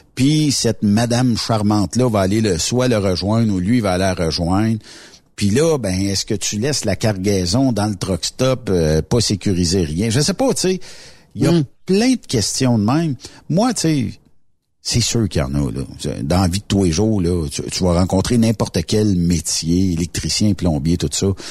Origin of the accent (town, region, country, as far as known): Quebec, Canada